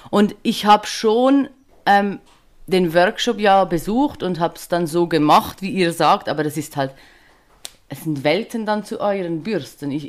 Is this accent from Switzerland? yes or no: yes; Switzerland; ich komme aus der Schweiz, wie man vielleicht äh, nicht überhören kann.